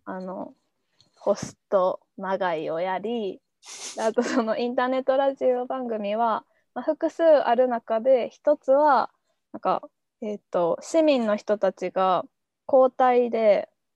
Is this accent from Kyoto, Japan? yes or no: yes; Kyoto, Japan; moved away as an adult; also born or lived in Akita / Tokyo; もともと京都出身やし、秋田の大学